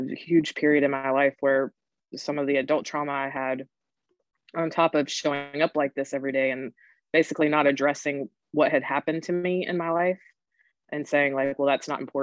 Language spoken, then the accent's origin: English; North Carolina, United States; I'm originally from North Carolina. And I was raised by my grandmother